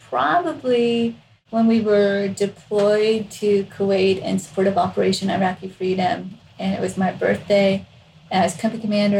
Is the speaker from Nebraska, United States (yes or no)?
yes; Nebraska, United States; moved away; I grew up in Nebraska on a farm. I had 13 people in my graduating high school class.